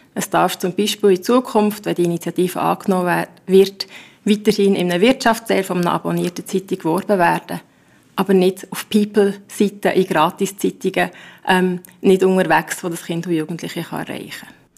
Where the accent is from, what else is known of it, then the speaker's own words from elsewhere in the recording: Bern, Switzerland; bei uns in Bern